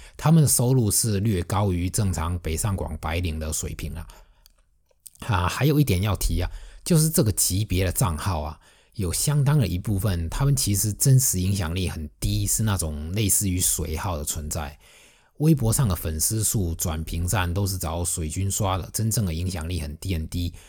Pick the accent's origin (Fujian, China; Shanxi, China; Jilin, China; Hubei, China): Fujian, China; accent: Fujian accent; 我的福建口音，还有不太标准的普通话